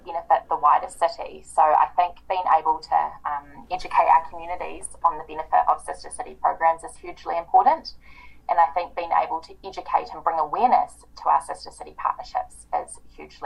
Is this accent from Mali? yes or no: no; New Zealand; I was studying in my hometown, I was living with my parents